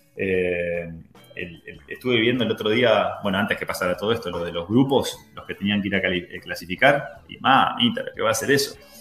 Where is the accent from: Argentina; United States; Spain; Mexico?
Argentina; moved away; ser argentino es un plus